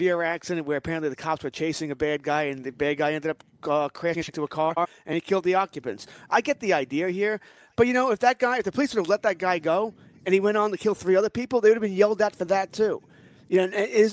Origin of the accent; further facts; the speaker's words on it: United States; I'm an American